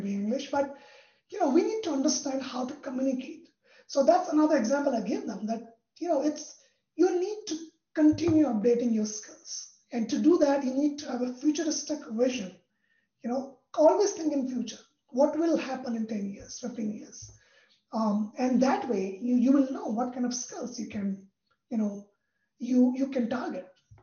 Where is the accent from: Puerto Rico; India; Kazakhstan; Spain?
India; moved away; I'm from India